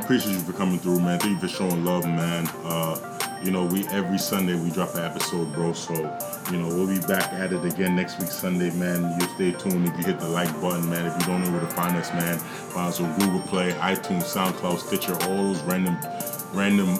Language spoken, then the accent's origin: English; Jamaica; I'm a Jamaican. I'm a proud Jamaican